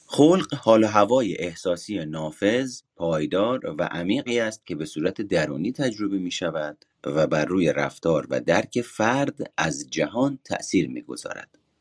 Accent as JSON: {"language": "Persian", "country": "Iran", "tie": "born or raised there", "said": "ایرانی بودنم انتصابی بودنمه به واسطه اینه که توی ایران به دنیا اومدم"}